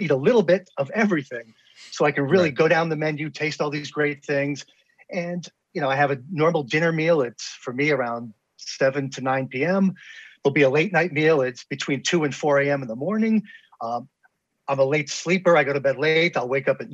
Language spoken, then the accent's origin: English; New York City suburbs, United States; moved away as an adult; now in Washington, D.C., United States; I grew up in New York State. I'm in Washington, D.C. here, our nation's bullseye. I've been here for about almost 19 years now, but I grew up in New York City suburbs.